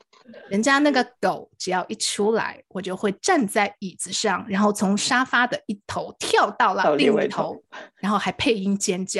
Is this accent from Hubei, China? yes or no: yes; Wuhan, Hubei, China; now in Los Angeles, United States; 其实我这个祖籍是在湖北武汉，我也是在武汉出生的哈。